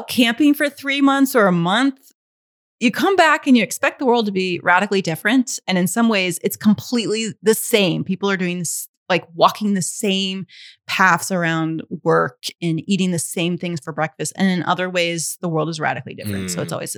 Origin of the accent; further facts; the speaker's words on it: Mobile, Alabama, United States; I'm from the Gulf Coast. I'm from Mobile, Alabama